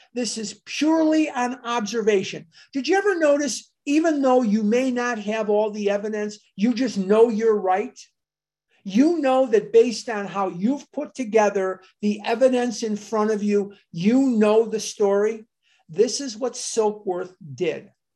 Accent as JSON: {"language": "English", "town": "Chicago", "region": "Illinois", "country": "United States", "tie": "born or raised there", "said": "Dr. Benjamin Rush actually has a street named after him in my hometown. Rush Street in Chicago is named for Benjamin Rush"}